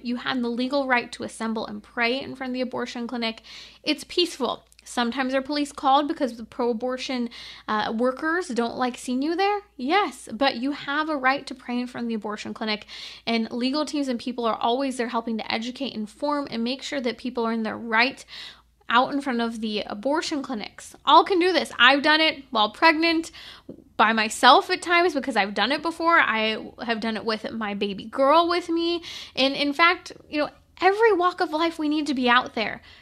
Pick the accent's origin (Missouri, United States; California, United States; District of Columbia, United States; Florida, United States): California, United States; my home state of California